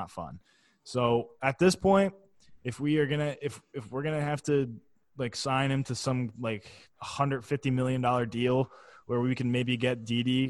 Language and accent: English; Philadelphia, Pennsylvania, United States; I am a Philadelphian.